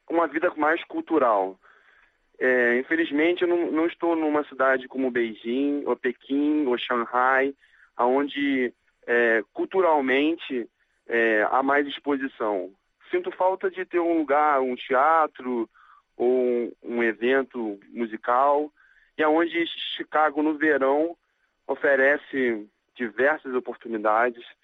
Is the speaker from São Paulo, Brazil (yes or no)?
no; Rio de Janeiro, Brazil; now in Changchun, China; E eu sou do Rio, mas 10 anos já moro fora do Brasil.